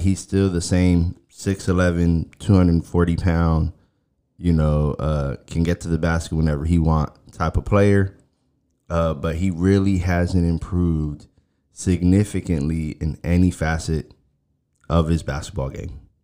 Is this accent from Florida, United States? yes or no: yes; Miami, Florida, United States; moved away; I'm originally from Miami.